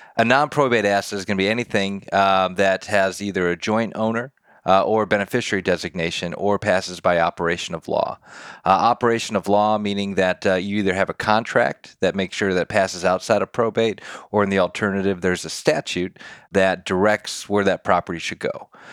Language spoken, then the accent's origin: English; Detroit, Michigan, United States; moved away as an adult; now in Nashville, United States; born and raised in Detroit, Michigan.